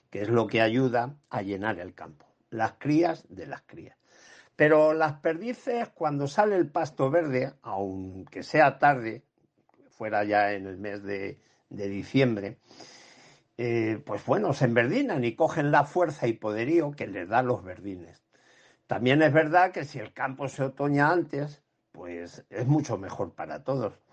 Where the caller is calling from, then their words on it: Ciudad Real, Castilla-La Mancha, Spain; de Ciudad Real.